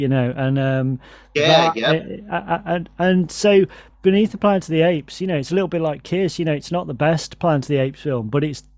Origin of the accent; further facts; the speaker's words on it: England, United Kingdom; I'm an Englishman